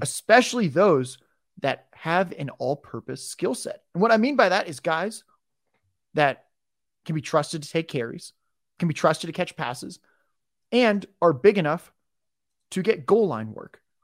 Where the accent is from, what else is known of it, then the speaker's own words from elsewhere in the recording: San Diego, California, United States; I was raised in San Diego